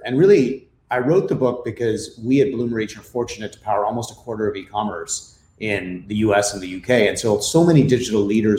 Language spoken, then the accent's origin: English; India; moved away as an adult; also born or lived in Philippines; now in United States; My background is I grew up in India and in the Philippines. So I grew up in Asia for most of my life, and then came to the US for university and stayed on here, spent several years in Europe as well.